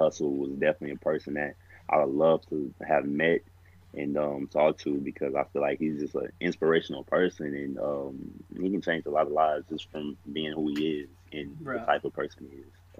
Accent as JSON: {"language": "English", "region": "Texas", "country": "United States", "said": "going to Montana State, I'm from Texas, so I'm thinking, oh, I'm going up there with a bunch of Montana boys"}